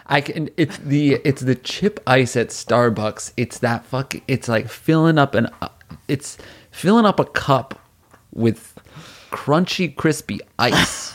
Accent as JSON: {"language": "English", "town": "New Haven", "region": "Connecticut", "country": "United States", "tie": "born or raised there", "also_born_or_lived": "New York City", "moved": "yes", "said": "where we grew up in New Haven"}